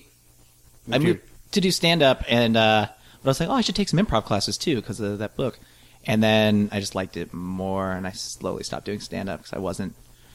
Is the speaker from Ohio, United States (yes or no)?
no; Des Moines, Iowa, United States; moved away; I'm from Des Moines, Iowa, and, Des Moines or West Des Moines, depending on which parent I was staying with.